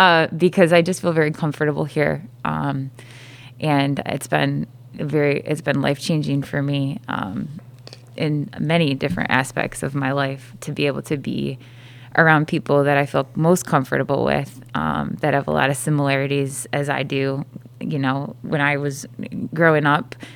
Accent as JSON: {"language": "English", "town": "Fruitport", "region": "Michigan", "country": "United States", "tie": "born or raised there", "said": "landed here back at Fruitport, which is my hometown"}